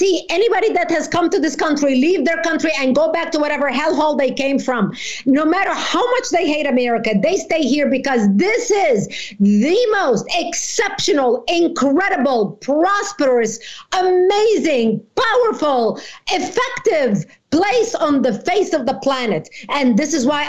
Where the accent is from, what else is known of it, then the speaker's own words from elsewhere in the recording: Lebanon; now in United States; I was born in Lebanon